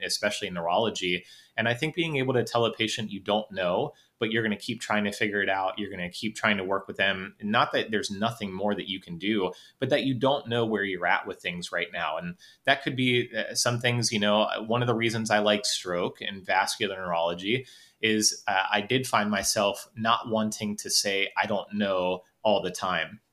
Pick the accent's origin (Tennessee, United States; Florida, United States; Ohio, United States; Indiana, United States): Ohio, United States; Northeast; also born or lived in North Carolina; I'm from Northeast Ohio